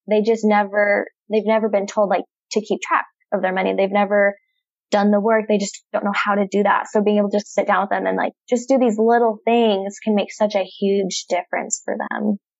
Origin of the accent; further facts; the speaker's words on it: Nampa, Idaho, United States; moved away as an adult; now in Bay Area, California, United States; I was born and raised in Nampa, Idaho